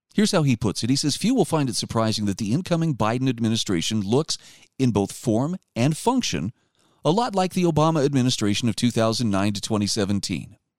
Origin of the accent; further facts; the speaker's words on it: Utah, United States; my home state of Utah